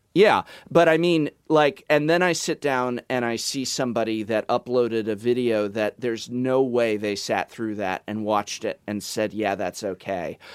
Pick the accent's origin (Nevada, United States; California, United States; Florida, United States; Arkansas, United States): California, United States; Los Angeles; moved away; you guys are in my hometown where I was born and raised